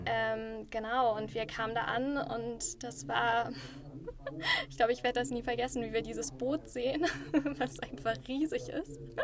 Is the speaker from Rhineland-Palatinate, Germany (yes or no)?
no; Düsseldorf, North Rhine-Westphalia, Germany; now in Berlin, Germany; Eigentlich aus Düsseldorf